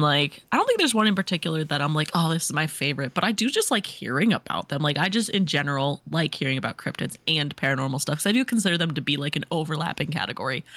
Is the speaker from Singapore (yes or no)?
no; Missouri, United States; born or raised there